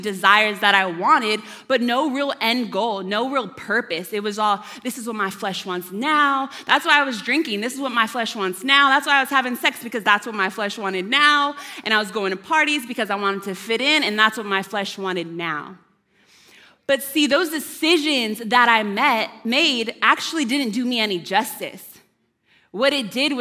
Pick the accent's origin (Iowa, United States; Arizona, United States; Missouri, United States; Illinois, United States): Arizona, United States; moved away; I'm from Arizona.